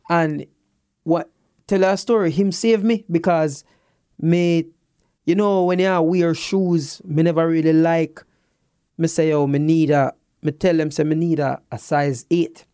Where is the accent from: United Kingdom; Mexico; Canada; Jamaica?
Jamaica; as a Jamaican